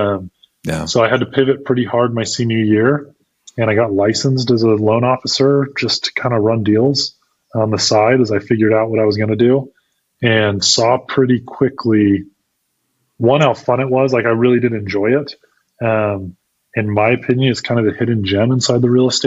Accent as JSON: {"language": "English", "region": "Idaho", "country": "United States", "tie": "born or raised there", "also_born_or_lived": "Utah", "moved": "as an adult", "said": "I grew up in Idaho, left and went and played college sports in Utah for a couple years"}